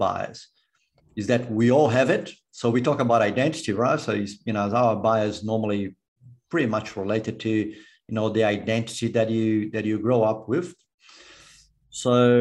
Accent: Brazil; moved away as an adult; also born or lived in United States; now in Australia; when I was born in Brazil, I grew up in Brazil

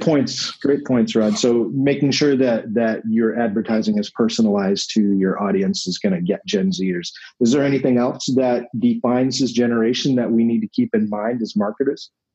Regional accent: New England, United States; I'm from New England.

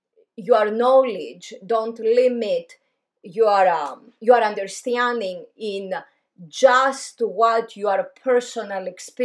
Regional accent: Greece; moved away; Because I grew up in Greece.

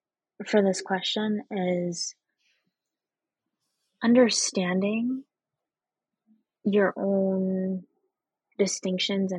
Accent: Boston, Massachusetts, United States; also born or lived in Venezuela; I was born here in the United States and immediately went back to Venezuela for 4 years and then came back grew up in Boston

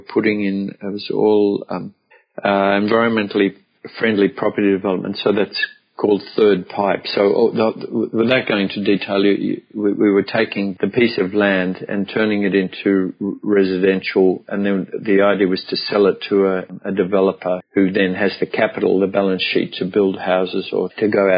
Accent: Melbourne, Victoria, Australia; also born or lived in Brisbane / Byron Bay; I came back to Melbourne, which was my hometown

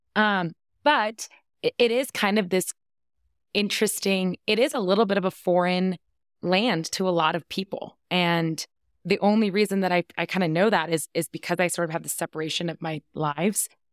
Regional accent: East Coast, United States; moved away as an adult; now in Colorado, United States; I was born on the East Coast, I lived on the East Coast

